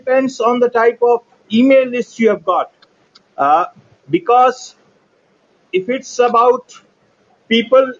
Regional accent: New Delhi, Delhi, India; I'm from India. And India, yeah, New Delhi. New Delhi, to be exact.

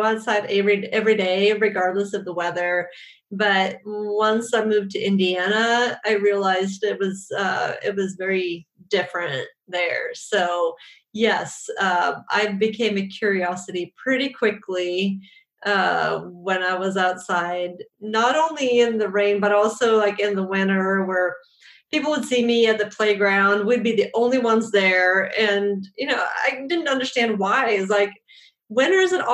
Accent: Sweden; I was born and raised in Sweden

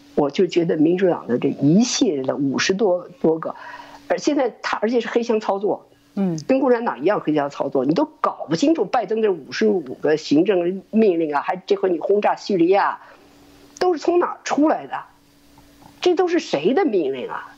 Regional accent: China; moved away as an adult; also born or lived in Germany; now in United States; 我是从一个骗人的国家来的。我是从一个充满了欺骗的国家来的

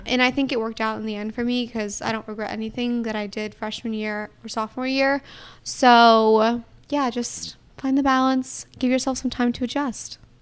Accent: Atlanta, Georgia, United States; I'm from Atlanta

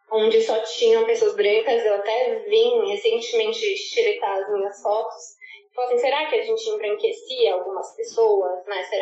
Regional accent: Brazil; moved away as an adult; now in Ghana; Eu sou do Brasil, eu sou latina

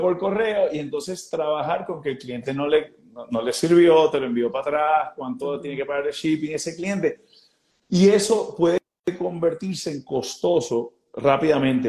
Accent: Puerto Rico; nosotros como puertorriqueños

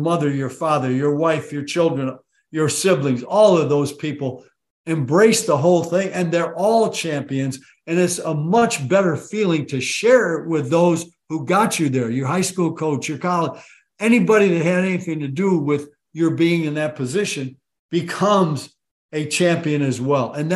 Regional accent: Waterloo, New York, United States; I was born and raised in Waterloo, New York, as you mentioned, which is literally halfway between Rochester and Syracuse

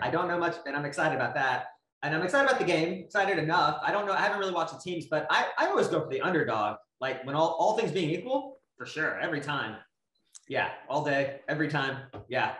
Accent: United States; I was born in the United States

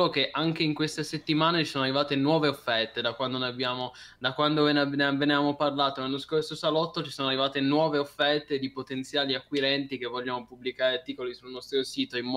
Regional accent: Cuneo, Piedmont, Italy; io sono di Cuneo, io sono nato a Cuneo, però quindi potrei anche tifare, no?

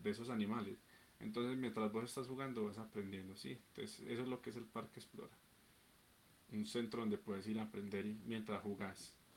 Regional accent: Medellín, Antioquia, Colombia; also born or lived in Bello; yo no nací en Medellín. Yo nací en un municipio que está pegado a Medellín, que se llama Bello, y es del Valle de Burra, o sea, soy de ciudad, pues, Pues yo toda la vida he vivido en Medellín

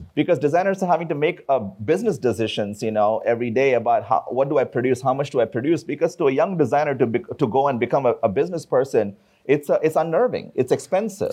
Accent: India; moved away; I come from India

